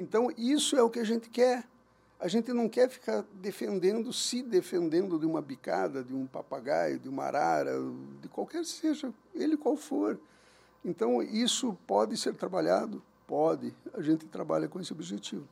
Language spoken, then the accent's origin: Portuguese; Curitiba, Paraná, Brazil; moved away as an adult; also born or lived in Capão da Canoa, Rio Grande do Sul; now in Uberlândia, Brazil; eu sou nascido em Curitiba, morei lá minha vida inteira